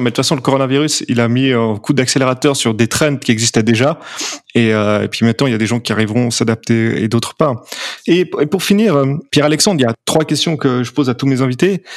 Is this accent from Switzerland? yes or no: yes; Geneva, Switzerland; je suis genevois